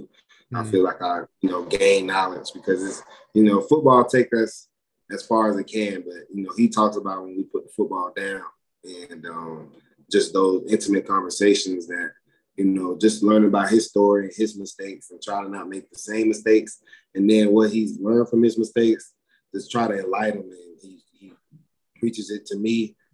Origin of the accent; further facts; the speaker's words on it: Florida, United States; moved away as an adult; now in Utah, United States; I'm from Florida